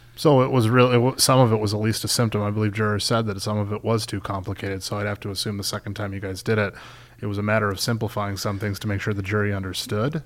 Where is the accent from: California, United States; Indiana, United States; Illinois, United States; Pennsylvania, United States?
Illinois, United States; Chicago; I'm from Chicago